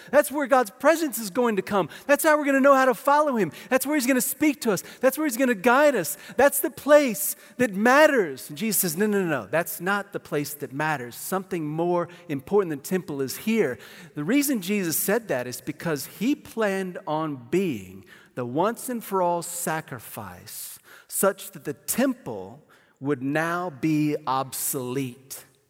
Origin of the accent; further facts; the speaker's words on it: Amarillo, Texas, United States; also born or lived in Kansas City, Missouri; I was born in Kansas City, Missouri. I lived there till I was nine